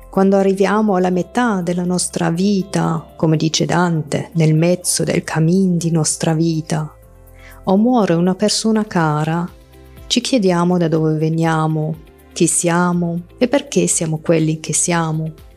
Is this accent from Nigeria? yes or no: no; Germany; Italian is a second language; moved away as an adult; now in Italy; sono nata e cresciuta in Germania. Da pochi anni vivo in Italia